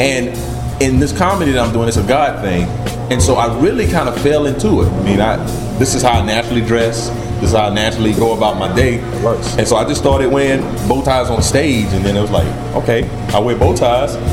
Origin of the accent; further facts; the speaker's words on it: Camden, South Carolina, United States; born and raised in Camden, South Carolina